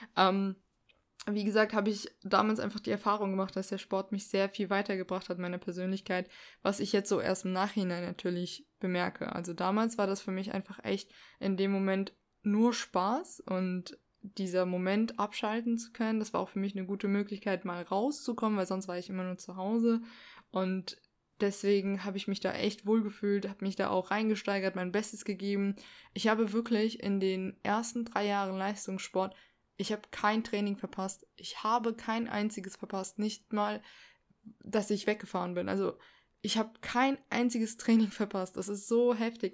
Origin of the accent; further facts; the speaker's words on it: Saarland, Germany; ich komme aus dem Saarland